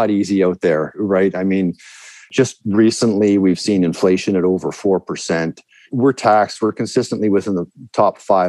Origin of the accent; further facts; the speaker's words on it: Vancouver, British Columbia, Canada; also born or lived in China; now in Victoria, Canada; I was raised in the Vancouver area.